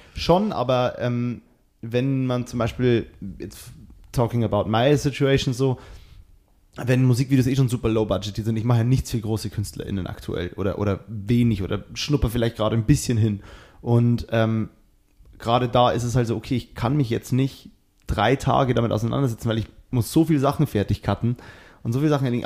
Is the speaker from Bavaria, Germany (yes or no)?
yes; Bavaria, Germany; also born or lived in Cologne; now in Berlin, Germany; Ich bin eigentlich aus Bayern